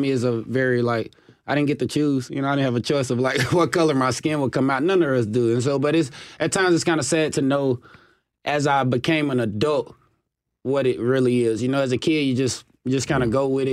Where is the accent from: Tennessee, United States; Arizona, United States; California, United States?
Tennessee, United States; Chattanooga; moved away as an adult; being from Chattanooga, Tennessee, my family was very disappointed when I went to Carolina.